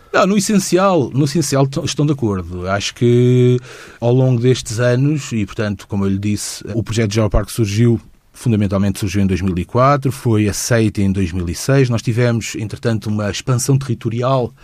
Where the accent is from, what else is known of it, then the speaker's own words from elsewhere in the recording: Lisbon, Portugal; also born or lived in Lagoa de Albufeira; quando eu tinha seis anos de idade, quando eu comecei a, eh, a realizar que havia muito mais para além de Lisboa